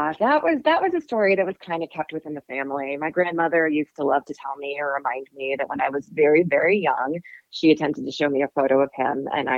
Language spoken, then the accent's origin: English; Bay Area, California, United States; moved away as an adult; also born or lived in Miami, Florida / Los Angeles / London / Portland; now in Denver, United States; So I was raised in the Bay Area with small stints in London and Portland, where I met Mike. And then ultimately 16 years in San Francisco before moving to Denver.